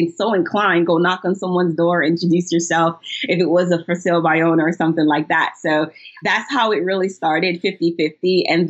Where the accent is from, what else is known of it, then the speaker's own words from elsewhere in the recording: Ohio, United States; I'm from Ohio area.